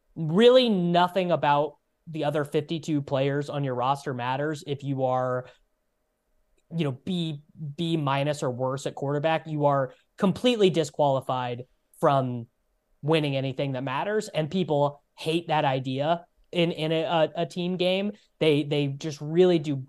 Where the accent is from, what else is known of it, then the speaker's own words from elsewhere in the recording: United States; us as Americans.